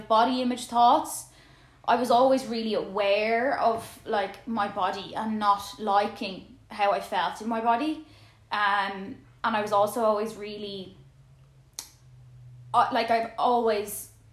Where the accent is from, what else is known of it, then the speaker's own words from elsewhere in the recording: Dublin, Leinster, Ireland; I'm from Dublin